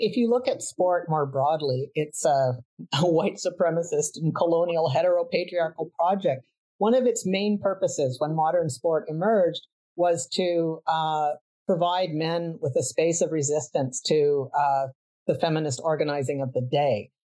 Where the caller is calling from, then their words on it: Vancouver, British Columbia, Canada; I am joining you from Vancouver, Canada, the unceded territory of the Musqueam, Tsleil-Waututh, and Kwikutlam nations.